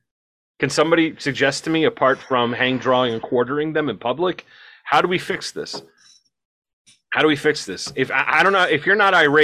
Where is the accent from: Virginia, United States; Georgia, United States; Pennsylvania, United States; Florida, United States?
Pennsylvania, United States; moved away; I was from Pennsylvania.